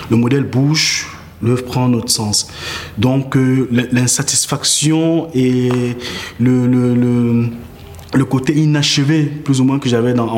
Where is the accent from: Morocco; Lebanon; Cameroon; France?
Cameroon; Artiste plasticien, j'ai 31 ans, je suis camerounais.